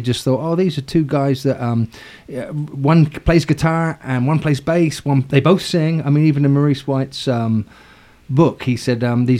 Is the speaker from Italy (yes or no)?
no; Southampton, South East England, United Kingdom; moved away; also born or lived in London; I'm from Southampton. It's born into me.